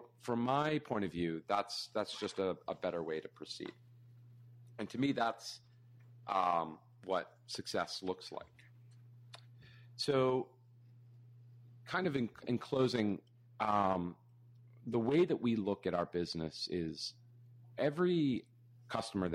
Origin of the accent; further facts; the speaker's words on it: New York, United States; I'm a New Yorker